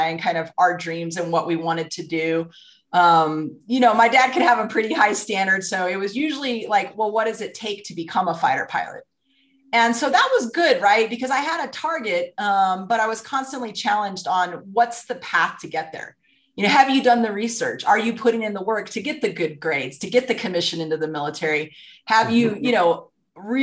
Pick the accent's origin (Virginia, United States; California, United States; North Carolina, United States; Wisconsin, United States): California, United States; Santa Maria; So I was born in Santa Maria, California, and my childhood was pretty middle-class